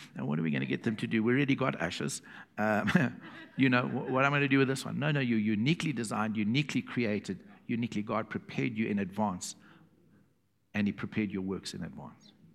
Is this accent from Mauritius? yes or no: no; South Africa; from South Africa